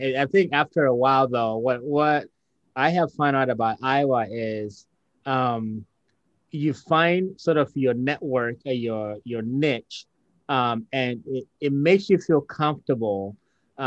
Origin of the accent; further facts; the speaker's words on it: Ghana; now in United States; Growing up in Ghana, again, I was the majority